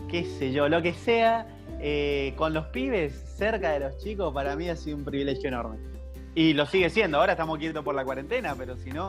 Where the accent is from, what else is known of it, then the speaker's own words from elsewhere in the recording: Mendoza, Argentina; now in Buenos Aires, Argentina; casado con una cordobesa y bueno, viviendo hace siete años en Buenos Aires, entonces mi tonada puede variar mucho, así que no, hay problema.